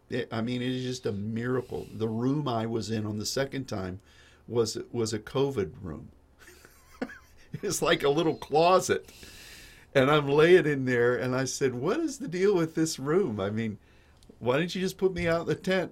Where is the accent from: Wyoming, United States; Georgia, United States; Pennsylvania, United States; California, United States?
Pennsylvania, United States; Pittsburgh; when I was a kid, being from, growing up in Pittsburgh, we, we studied, even in grade school